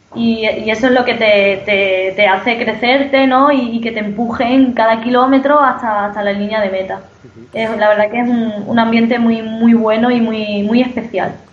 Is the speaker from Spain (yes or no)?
yes; Don Benito, Extremadura, Spain; Soy extremeña